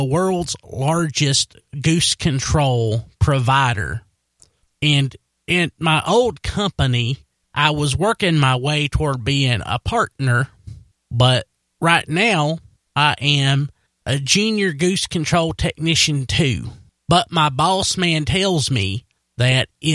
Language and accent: English; Wilkes County, North Carolina, United States; accent: Wilkes County; also born or lived in Hays, North Carolina; my Wilkes County accent